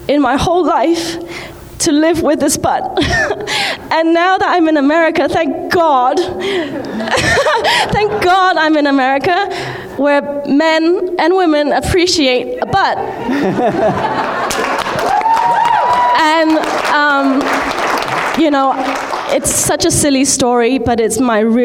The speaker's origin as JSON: {"language": "English", "country": "Hong Kong", "said": "I'm from Hong Kong. I'm Chinese"}